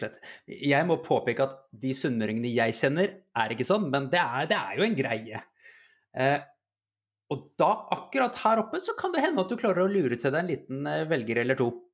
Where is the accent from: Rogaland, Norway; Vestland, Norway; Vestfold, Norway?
Vestfold, Norway; Holmestrand; vi kommer fra Holmestrand begge to.